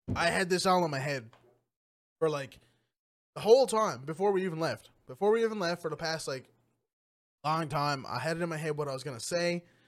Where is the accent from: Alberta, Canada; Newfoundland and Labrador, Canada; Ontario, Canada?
Newfoundland and Labrador, Canada; Trepassey; also born or lived in Lima, Peru; I grew up in Trapassie. Um, small class, uh, small community